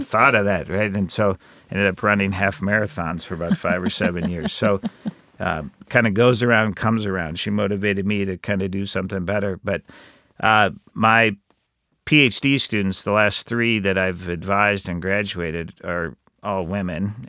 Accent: Iowa, United States; I grew up in Iowa

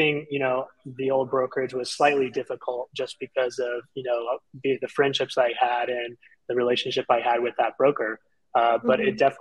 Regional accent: Central Florida, United States; I'm actually based in the Central Florida area, was born and raised here, lived here my entire life

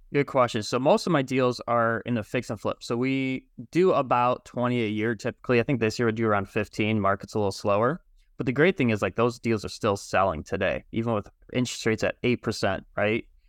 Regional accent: Michigan, United States; I'm from Michigan

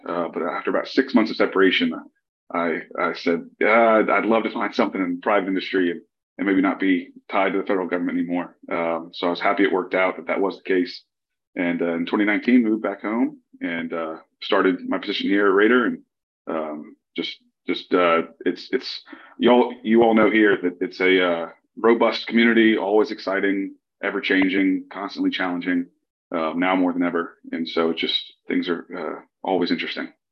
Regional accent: Lafayette, Louisiana, United States; moved away as an adult; Lafayette, Louisiana. Uh, this is my hometown, um, so I was excited to find a, a role uh, that allowed me to move home.

